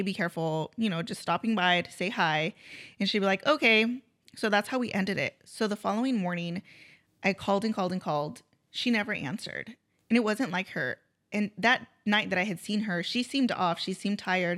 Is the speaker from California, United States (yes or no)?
yes; Grover Beach, California, United States; also born or lived in Nipomo, California; I grew up here in Grover, moved to Napomo, um, and then started a family, and then now I'm back closer to my parents